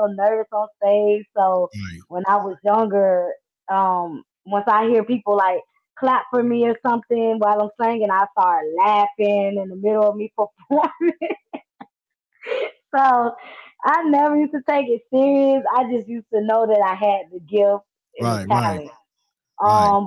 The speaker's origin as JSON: {"language": "English", "town": "Jacksonville", "region": "Florida", "country": "United States", "tie": "born or raised there", "also_born_or_lived": "West Palm Beach, Florida", "said": "I was born in West Palm Beach, raised in Jacksonville"}